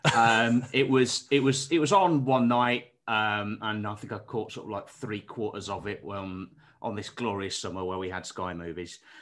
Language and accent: English; Derbyshire, East Midlands, United Kingdom; where I'm from, so, like, deepest, darkest, um, outskirts of Derbyshire